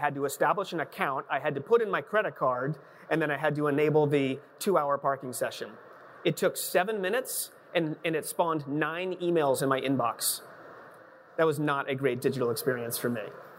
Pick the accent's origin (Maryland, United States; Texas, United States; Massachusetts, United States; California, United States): Massachusetts, United States; Boston; I'm from Boston